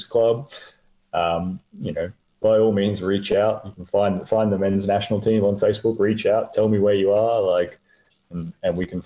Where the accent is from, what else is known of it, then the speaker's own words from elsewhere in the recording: Queensland, Australia; As a, as a Queenslander, uh, I get out a lot of hiking, that sort of thing.